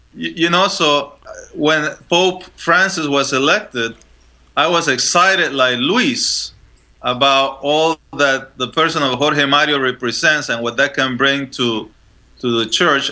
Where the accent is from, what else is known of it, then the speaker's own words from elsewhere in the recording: Panama; moved away; also born or lived in Chile; I was born in Chile, so just uh, next door, um, and I was raised in Panama.